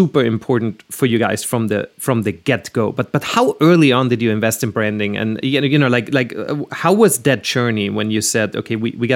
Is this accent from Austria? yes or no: yes; Austria; now in Los Angeles, United States; I'm from Austria